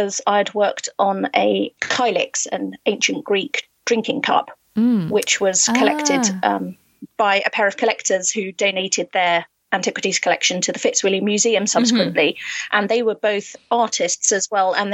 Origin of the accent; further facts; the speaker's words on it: United Kingdom; being British